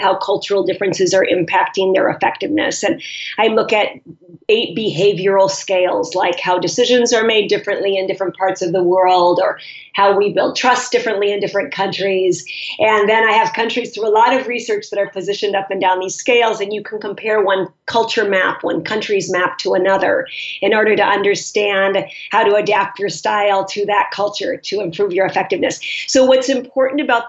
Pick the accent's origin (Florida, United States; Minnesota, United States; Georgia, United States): Minnesota, United States; also born or lived in Southeast Asia / Southern Africa / France; now in Paris, France; I'm American, as I think you can tell from my accent. I was raised in Minnesota, in a very monocultural place